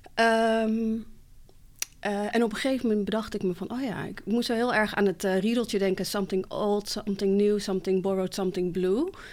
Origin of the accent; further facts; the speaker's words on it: Barneveld, Gelderland, Netherlands; also born or lived in Morocco; ik ben gewoon geboren in Marokko, getogen in Nederland, in Barneveld